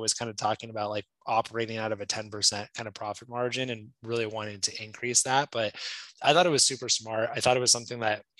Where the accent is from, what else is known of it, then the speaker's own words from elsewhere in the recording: California, United States; moved away; growing up in California